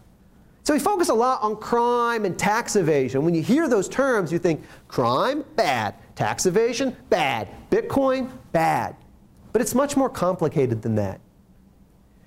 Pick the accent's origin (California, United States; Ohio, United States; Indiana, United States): Ohio, United States; moved away; I'm originally from Ohio